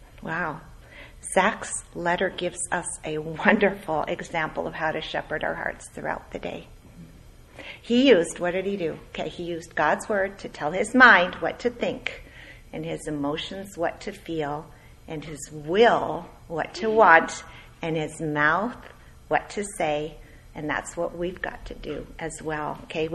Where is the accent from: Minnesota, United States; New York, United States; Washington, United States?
Minnesota, United States; born there; moved away; also born or lived in Edmonton, California, United States / Ontario, California, United States; I grew up in cold country. Okay, I was born in Minnesota. We lived there. We moved to Edmonton, Alberta, 40 below, typically. And then we moved to Ontario, Canada.